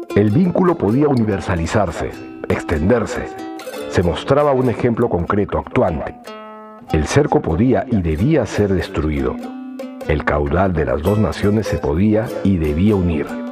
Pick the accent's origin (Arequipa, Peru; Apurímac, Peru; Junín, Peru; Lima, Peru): Apurímac, Peru; Andahuaylas; first language Quechua; Spanish is a second language; Yo soy un peruano que orgullosamente, como un demonio feliz, habla en cristiano y en indio, en español y en quechua.